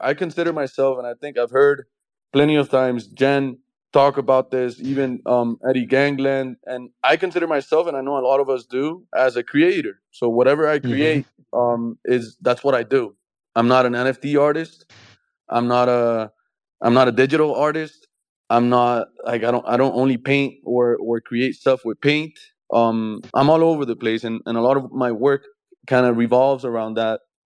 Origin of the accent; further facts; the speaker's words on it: Colombia; I'm from Colombia